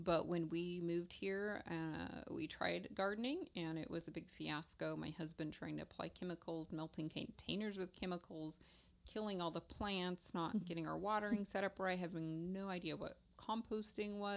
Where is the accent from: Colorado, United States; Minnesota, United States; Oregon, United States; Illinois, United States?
Oregon, United States; Eastern; I grew up not too far away in a larger town